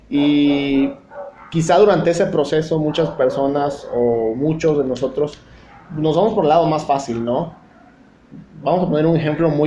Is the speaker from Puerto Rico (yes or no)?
no; Chiapas, Mexico; moved away; also born or lived in Tabasco; Eh, soy nativo de, aquí de Chiapas, aunque viví mucho tiempo en Tabasco y probablemente el acento aún lo tenga eh, marcado, pero este, obviamente estimo mucho a Tabasco, pero bueno, mi corazón es de aquí de Chiapas. Así es que, eh, pues bueno, aquí resido actualmente.